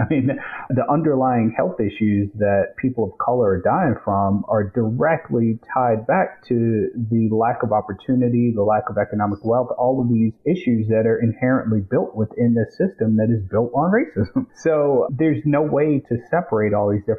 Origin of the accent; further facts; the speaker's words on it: Lexington, South Carolina, United States; my hometown, Lexington, the district we're